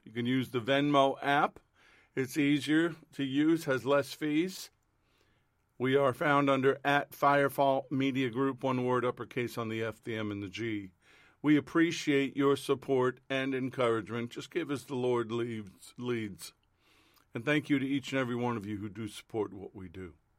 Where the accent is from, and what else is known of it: United States